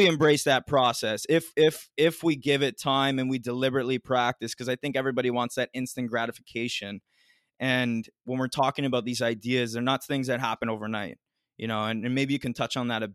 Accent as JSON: {"language": "English", "region": "Ontario", "country": "Canada", "said": "I'm from Ontario"}